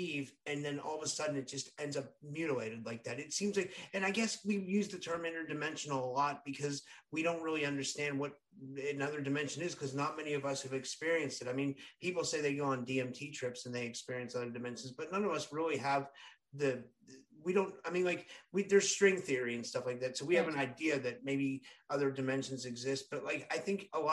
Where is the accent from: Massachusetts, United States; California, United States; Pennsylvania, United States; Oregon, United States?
Pennsylvania, United States; Pittsburgh; I'm from Pittsburgh. It's more like Westmoreland County.